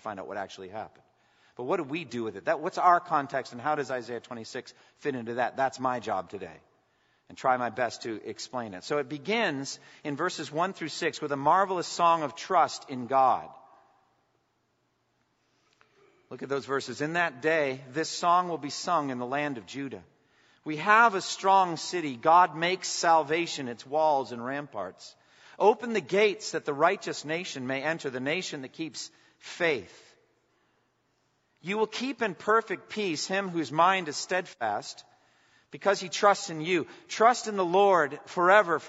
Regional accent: United States; as an American pastor

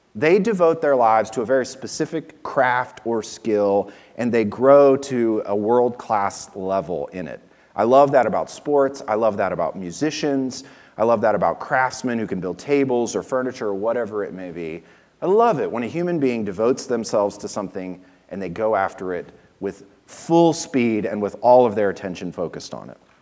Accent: Virginia, United States; moved away; where we lived and where I grew up in Virginia

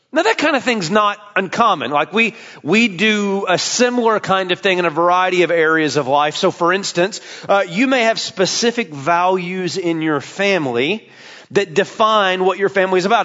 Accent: Tennessee, United States; I'm from there

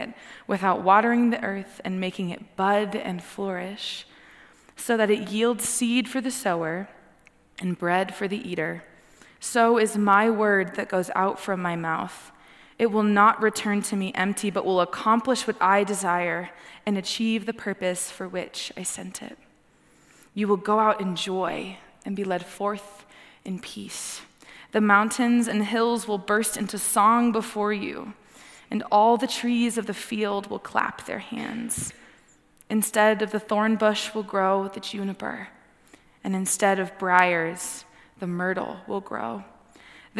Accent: Texas, United States; I'm 27, and I'm also from Texas

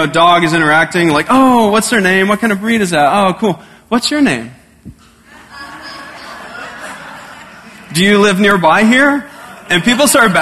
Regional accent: Texas, United States; moved away; I'm from Texas

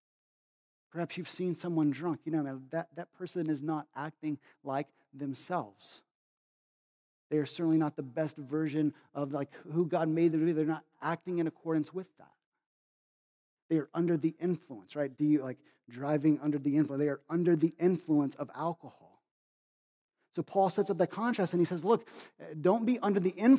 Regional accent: Kentucky, United States; now in Massachusetts, United States; I grew up in Kentucky, all right? We didn't have near as many snow days in Kentucky as we do in Massachusetts

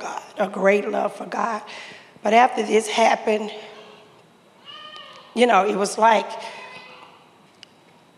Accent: Nashville, Tennessee, United States; born or raised there

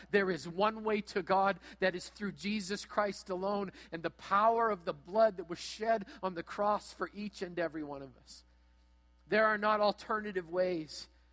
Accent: Brandon, Manitoba, Canada; as you enter into my hometown, you're going to go past a hotel, past a car lot

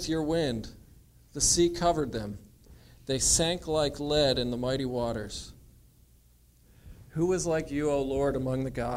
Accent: United States; I'm American.

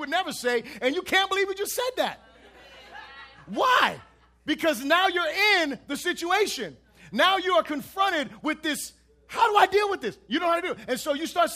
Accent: United States; I'm an American

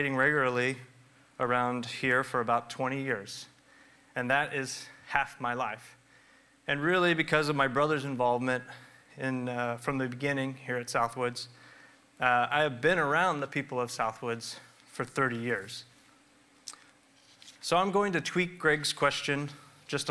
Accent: Olathe, Kansas, United States; now in Lee's Summit, United States; I grew up in Olathe and have worked there as a dentist the last 16 years

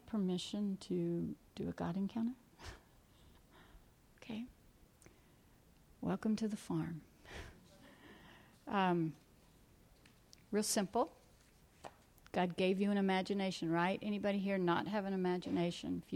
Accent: South Georgia, United States; moved away; I'm from South Georgia where it's hot, was from South Georgia.

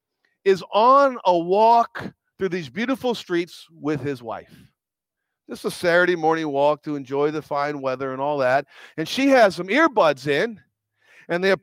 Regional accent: United States; I'm American.

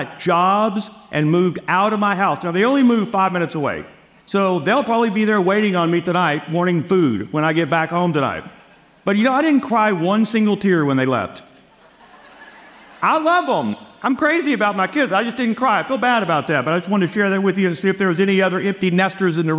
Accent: Louisiana, United States; moved away as an adult; also born or lived in Texas; I was born and raised in Louisiana

